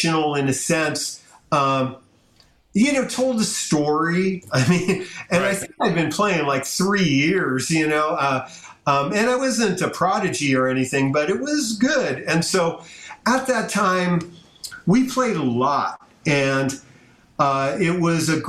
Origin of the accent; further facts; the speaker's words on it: South San Francisco, California, United States; my hometown, South San Francisco